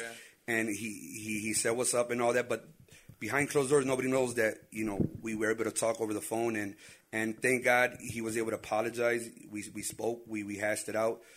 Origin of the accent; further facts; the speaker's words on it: Chicago, Illinois, United States; we can't hide that we were born here